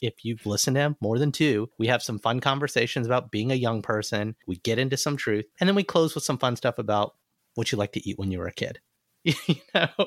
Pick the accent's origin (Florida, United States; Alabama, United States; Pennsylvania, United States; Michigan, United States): Alabama, United States; moved away; growing up in Alabama, you drive down a street and you see Confederate flags